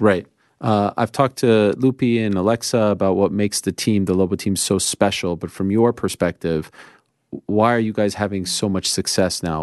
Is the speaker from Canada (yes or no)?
yes; Canada; I was born in Canada, so I like Canada